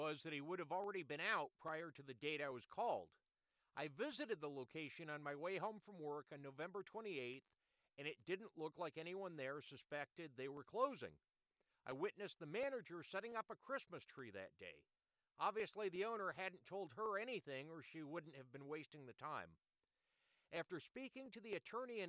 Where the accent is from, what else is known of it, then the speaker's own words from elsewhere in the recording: Rochester, New York, United States; I was from Rochester